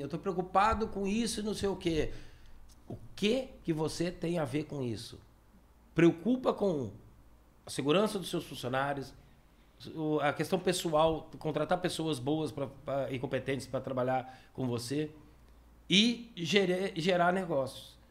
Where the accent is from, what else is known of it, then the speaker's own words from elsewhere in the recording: Brazil; I'm from Brazil